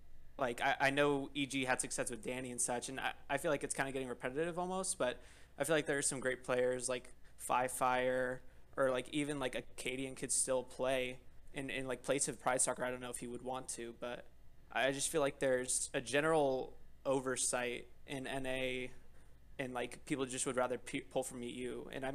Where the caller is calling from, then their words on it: Cincinnati, Ohio, United States; Cincinnati, Ohio.